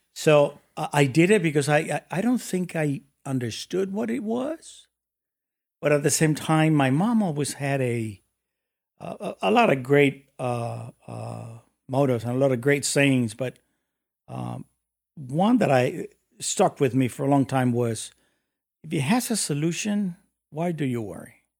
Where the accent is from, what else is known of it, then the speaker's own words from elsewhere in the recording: Mexico City, Mexico; moved away as an adult; also born or lived in United States; I was born and raised in Mexico City